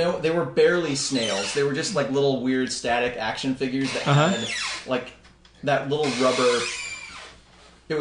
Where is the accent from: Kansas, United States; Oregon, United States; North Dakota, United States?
Oregon, United States; Fairview; moved away as an adult; also born or lived in New York; I live in a suburb of that, which is Fairview. So really, I'm in like suburb of Portland. That's where I grew up